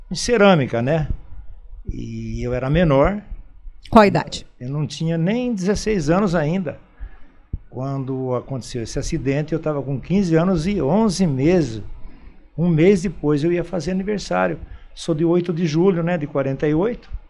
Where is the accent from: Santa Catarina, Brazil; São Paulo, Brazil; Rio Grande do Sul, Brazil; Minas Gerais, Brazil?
São Paulo, Brazil; Campinas; now in Indaiatuba, Brazil; Eu vim de Campinas, né? No ano de 57 é, vim lá para a Fazenda Pimenta, que meu pai era arrendatário de olaria, né?